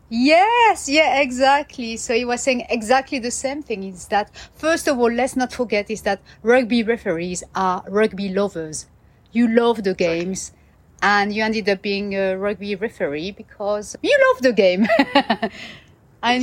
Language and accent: English; France; I'm French